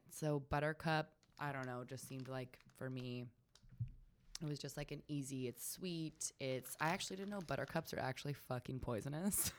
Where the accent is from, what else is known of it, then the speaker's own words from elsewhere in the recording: Sonoma County, California, United States; also born or lived in Ojai, California; I grew up in Sonoma County.